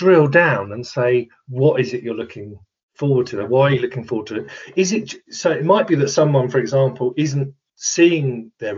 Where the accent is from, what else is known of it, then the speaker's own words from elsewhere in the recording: Kent, South East England, United Kingdom; I'm from Kent